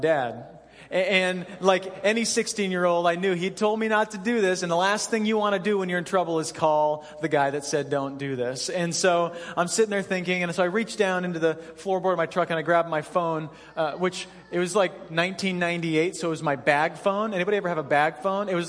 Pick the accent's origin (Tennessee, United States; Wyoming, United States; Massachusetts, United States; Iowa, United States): Wyoming, United States; Cheyenne; I grew up in Cheyenne, Wyoming, and in the springtime in Cheyenne, it's a lot like Alaska.